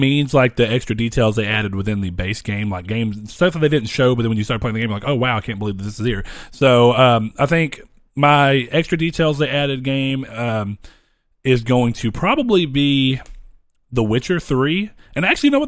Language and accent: English; United States; We're American